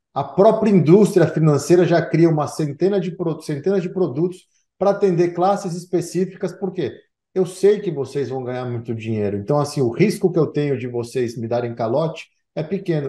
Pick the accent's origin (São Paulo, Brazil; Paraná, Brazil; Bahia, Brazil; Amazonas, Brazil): Amazonas, Brazil; Manaus; moved away; eu cresci em Manaus